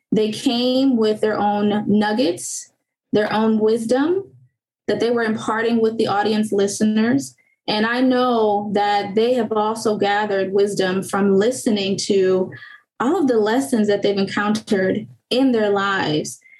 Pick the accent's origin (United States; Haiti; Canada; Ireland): Haiti; born there; I also included a financial component to it because I was born in Haiti. My parents didn't really teach me too much about financial management.